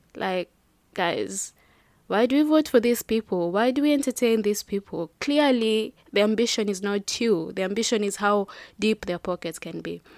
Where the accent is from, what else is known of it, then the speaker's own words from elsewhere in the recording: Kenya; I'm proudly Kenyan